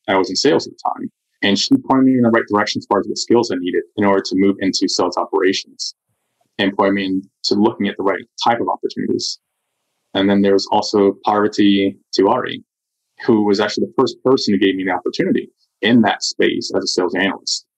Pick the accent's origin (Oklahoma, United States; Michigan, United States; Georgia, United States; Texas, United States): Georgia, United States; Southern DeKalb County; I grew up in Southern DeKalb County